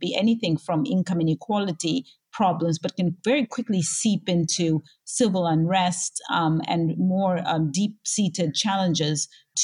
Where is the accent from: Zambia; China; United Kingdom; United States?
Zambia; I was born and raised in Zambia, Southern Africa